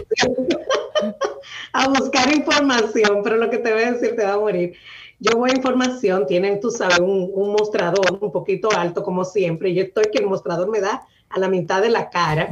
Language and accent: Spanish; La Isabela, Puerto Plata, Dominican Republic; now in Boston, United States; Nací en un pueblecito muy pequeño en el norte de República Dominicana que se llama La Isabela, en la provincia de Puerto Plata.